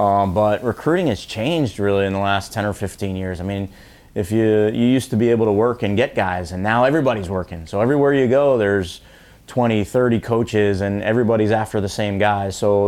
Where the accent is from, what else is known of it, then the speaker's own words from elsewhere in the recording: New York, United States; also born or lived in Mid-Atlantic / New England / Missouri; I'm actually from New York and spent most of my time in the Mid-Atlantic and New England, and then went out to Missouri just for school, had a great experience, but ended up back home